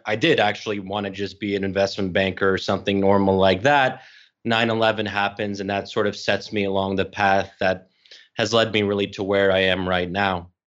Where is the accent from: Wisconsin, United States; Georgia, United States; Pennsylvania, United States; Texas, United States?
Pennsylvania, United States; Bryn Mawr; now in Washington, D.C., United States; I'm, I'm born and raised in Bryn Mawr, Pennsylvania.